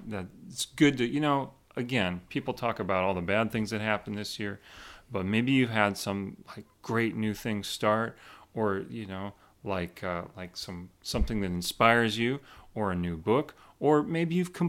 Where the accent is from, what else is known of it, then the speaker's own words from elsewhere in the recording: Oregon, United States; accent: Oregon; maybe this is my Oregon accent, but I grew up hearing people say sherbet.